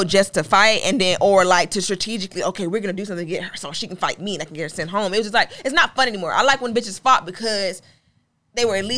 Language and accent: English; Miami, Florida, United States; growing up in Miami